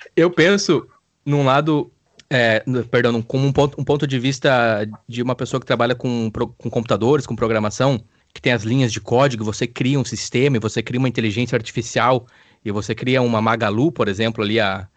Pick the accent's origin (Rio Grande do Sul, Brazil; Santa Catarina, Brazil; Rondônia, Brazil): Rio Grande do Sul, Brazil; Campo Bom; moved away as an adult